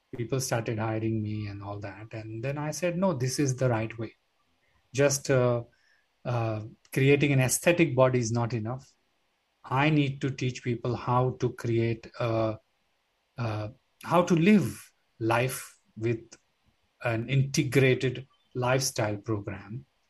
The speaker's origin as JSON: {"language": "English", "town": "Mumbai", "region": "Maharashtra", "country": "India", "tie": "born or raised there", "said": "I'm a city boy. I was born in Bombay"}